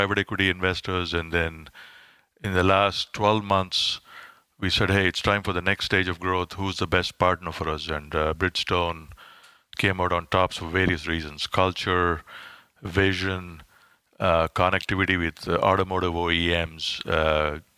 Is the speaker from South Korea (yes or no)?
no; India; moved away as an adult; also born or lived in Silicon Valley; now in United States; I grew up in India.